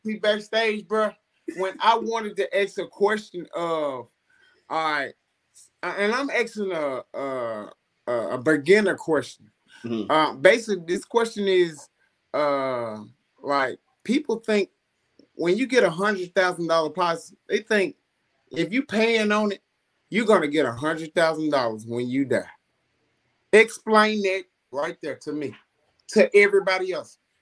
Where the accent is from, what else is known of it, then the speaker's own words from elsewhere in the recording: Coldwater, United States; I'm from Coldwater